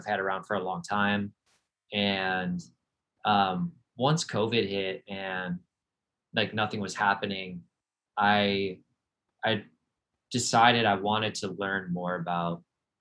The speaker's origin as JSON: {"language": "English", "town": "Cleveland", "region": "Ohio", "country": "United States", "tie": "born or raised there", "said": "I grew up in Cleveland, Ohio"}